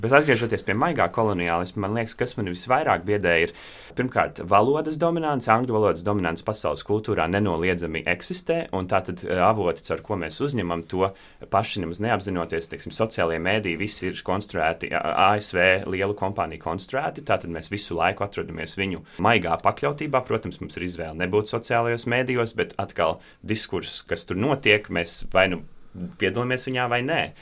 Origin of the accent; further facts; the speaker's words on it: Latvia; es arī piedzimu un uzaugu Latvijā